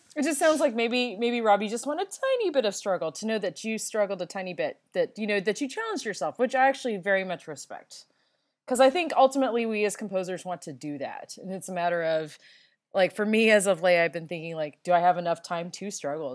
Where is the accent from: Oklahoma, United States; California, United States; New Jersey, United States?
California, United States; I'm a Californian